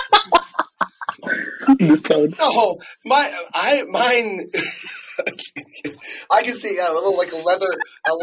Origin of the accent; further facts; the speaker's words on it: United States; I'm American